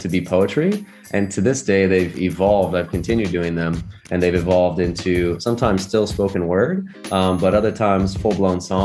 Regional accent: Port St. Lucie, Florida, United States; I grew up in Florida, a little city called Port St. Lucie

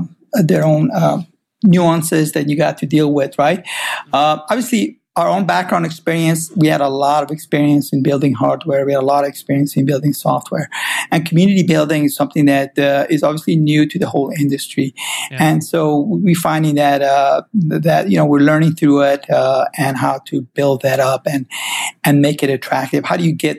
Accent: Iran; also born or lived in St. Louis, United States; now in California, United States; I originally grew up, I'm from Iran myself, originally, so that's where I was born, and I immigrated to U.S. around 78, so that's, I went and ended up going to high school here, around Midwest, actually, St. Louis area

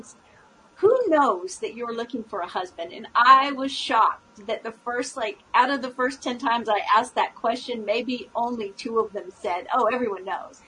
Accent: California, United States; moved away; I was originally from California

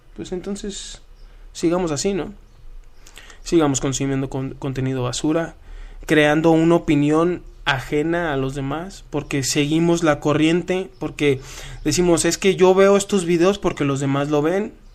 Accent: Culiacán, Sinaloa, Mexico; yo vengo de Culiacán, Sinaloa

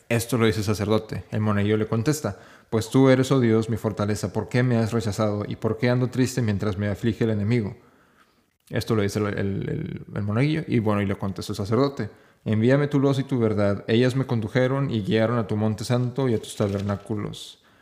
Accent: Mexico; no soy español, no soy europeo, soy, soy simplemente mexicano

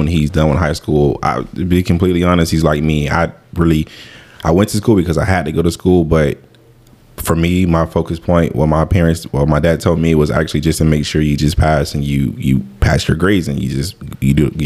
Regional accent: Tampa, Florida, United States; growing up in Waimama, Tampa, Blasi

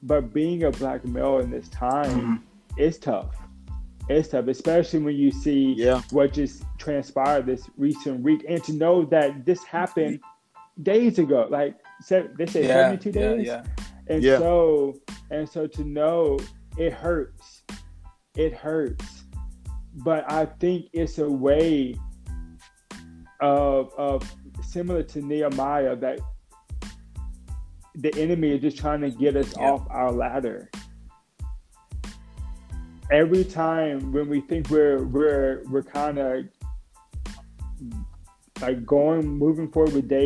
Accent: Lake Charles, Louisiana, United States; since I was a young boy growing up in Lake Charles

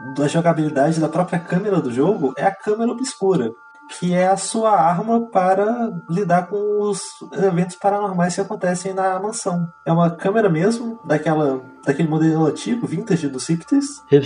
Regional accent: Brazil; eu sou brasileiro

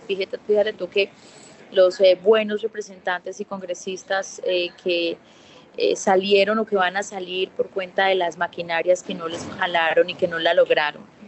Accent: Puerto Tejada, Cauca, Colombia; yo nací en Pueblo Tejada

